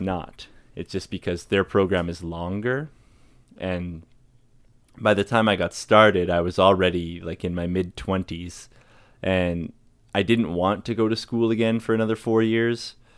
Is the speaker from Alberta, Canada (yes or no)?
yes; Fort McMurray, Alberta, Canada; I grew up in Fort McMurray